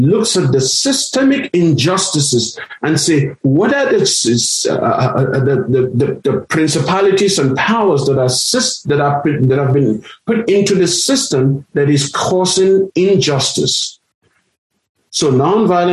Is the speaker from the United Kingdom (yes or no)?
no; Nigeria; also born or lived in South Africa; now in United States; growing up in Nigeria as a minority from a minority community in a region that is predominantly Muslim